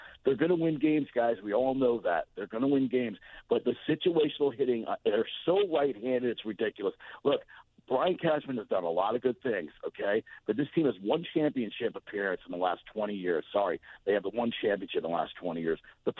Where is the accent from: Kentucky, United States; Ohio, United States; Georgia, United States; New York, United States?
New York, United States; Westchester; now in Massachusetts, United States; I grew up in Westchester.